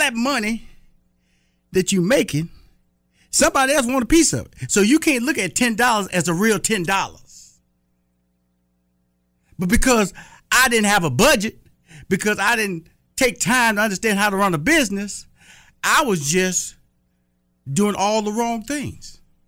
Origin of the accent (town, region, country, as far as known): Texas, United States